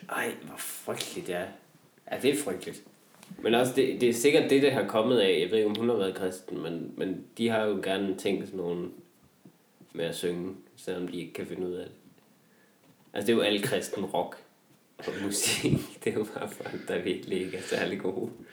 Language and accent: Danish; Vendsyssel, North Denmark Region, Denmark; er jeg selv vendelbo